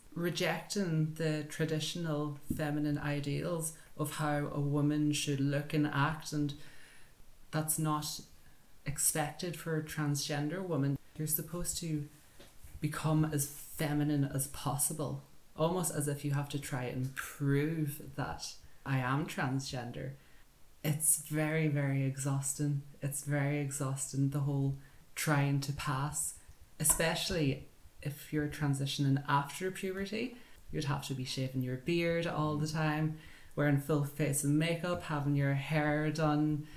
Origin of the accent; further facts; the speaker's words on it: County Donegal, Ireland; I'm from Donegal in Ireland